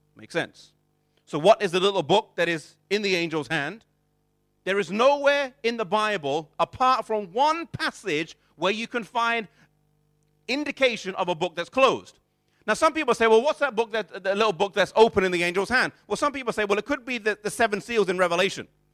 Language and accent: English; England, United Kingdom; growing up here in this country, even though I was born and raised here, neither of my parents were born or raised in England